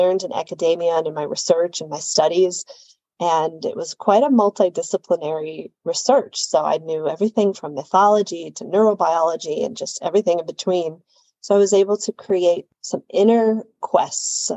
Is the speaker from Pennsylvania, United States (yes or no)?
no; Chicago, Illinois, United States; I'm originally from Chicago, Illinois, in the United States